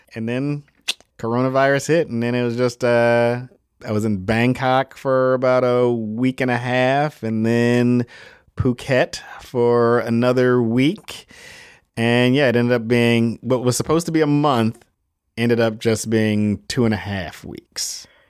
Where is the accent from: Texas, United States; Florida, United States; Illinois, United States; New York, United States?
Illinois, United States; Chicago; I'm from Chicago, Illinois.